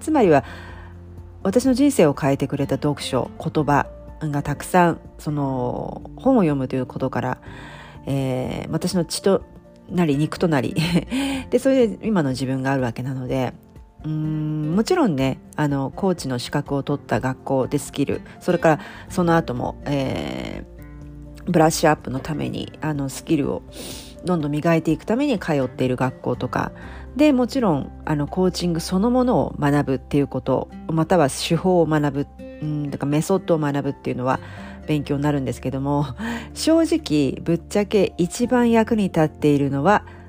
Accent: Japan

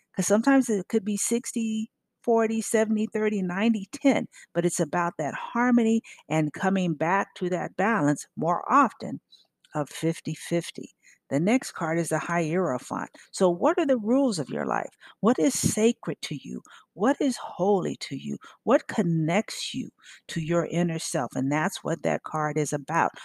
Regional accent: California, United States; now in Memphis, United States; when I grew up in Cali.

